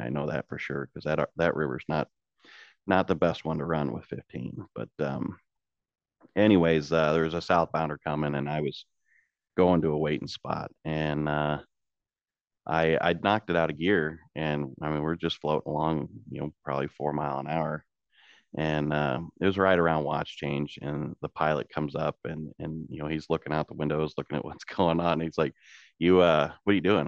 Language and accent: English; Washington, Illinois, United States; also born or lived in Peoria, Illinois; I was born in Peoria, Illinois. I grew up in Washington, Illinois, which is across the river from Peoria